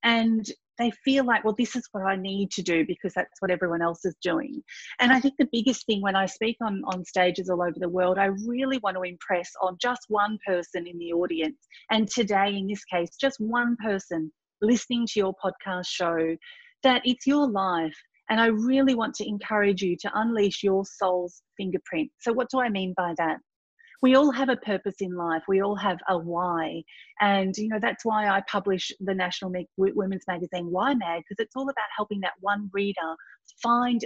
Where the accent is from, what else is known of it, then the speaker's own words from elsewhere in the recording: country Victoria, Australia; also born or lived in Thailand / Gippsland; I was born in Thailand. At the age of four, I moved to country Victoria and grew up on a farm